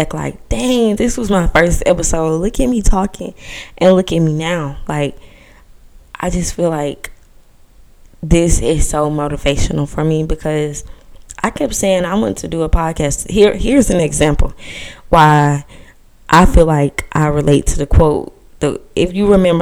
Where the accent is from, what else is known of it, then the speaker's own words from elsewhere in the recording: Georgia, United States; I'm 19 years old and I'm from Georgia